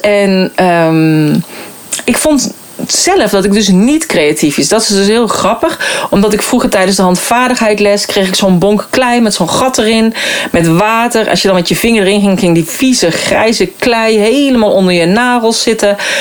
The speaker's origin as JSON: {"language": "Dutch", "region": "North Brabant", "country": "Netherlands", "tie": "born or raised there", "also_born_or_lived": "Arnhem", "moved": "as an adult", "said": "ik ben geboren en getogen in Brabant"}